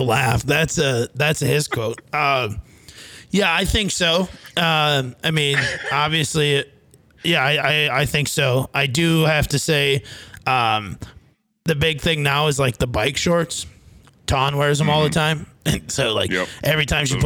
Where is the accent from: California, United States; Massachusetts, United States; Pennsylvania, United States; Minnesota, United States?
Minnesota, United States; Fairmont; moved away; I grew up on Bud.